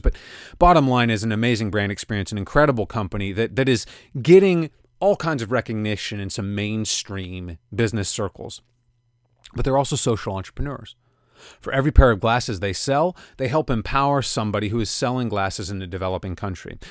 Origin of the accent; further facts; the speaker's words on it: Kansas City, United States; my hometown of Kansas City